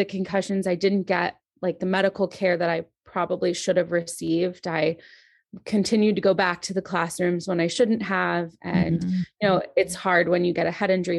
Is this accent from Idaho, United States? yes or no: no; Maryland, United States; So, I grew up in Maryland